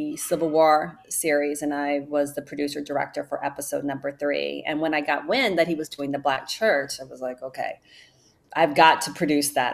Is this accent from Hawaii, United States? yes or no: no; Cleveland, Ohio, United States; moved away as an adult; also born or lived in New Orleans, Louisiana / New York; I am originally from Cleveland, Ohio